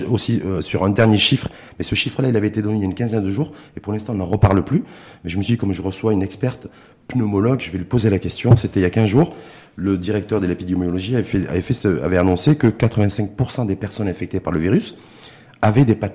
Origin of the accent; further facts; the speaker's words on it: Morocco; je suis marocain